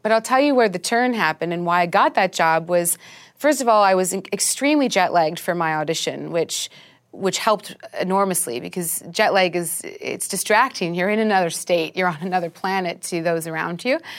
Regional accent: Vancouver, British Columbia, Canada; moved away as an adult; also born or lived in London; I'm Canadian. I grew up in Vancouver. I grew up in a forest.

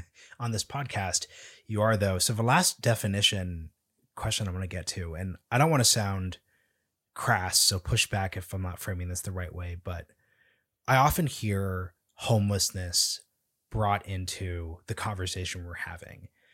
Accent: Portland, Oregon, United States; now in Washington, D.C., United States; I'm from Portland, Oregon. I went back last December

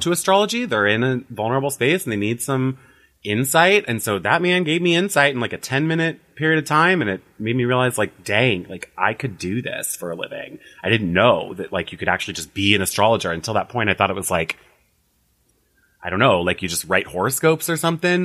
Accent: Illinois, United States; moved away as an adult; also born or lived in Las Vegas / Los Angeles; now in West Hollywood, United States; I'm from Illinois originally, moved to Las Vegas in twenty eleven

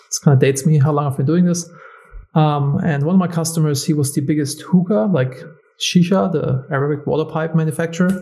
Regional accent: Germany; moved away; I'm originally from Germany

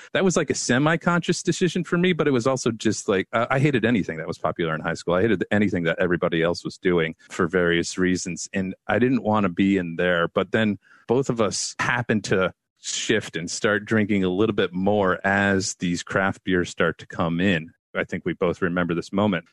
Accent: United States; as American suburban males, growing up through the eighties and into the nineties

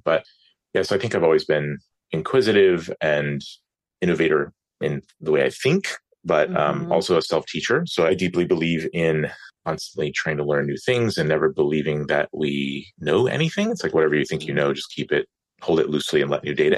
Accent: Atlanta, Georgia, United States; also born or lived in California; I grew up in Metro Atlanta area

